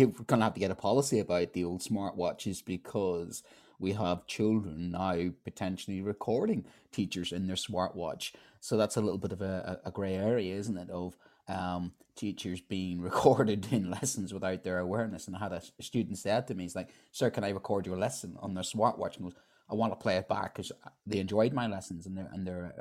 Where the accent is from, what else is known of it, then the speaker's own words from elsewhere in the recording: Ireland; as an Irishman